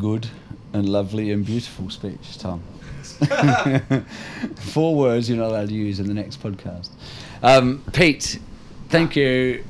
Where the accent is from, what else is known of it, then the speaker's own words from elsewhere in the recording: Ireland; I'm Irish.